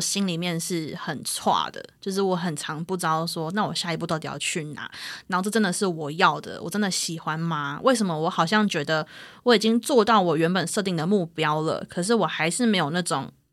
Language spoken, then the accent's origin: Chinese; Taipei, Taiwan; 因为我是从小在台北长大的人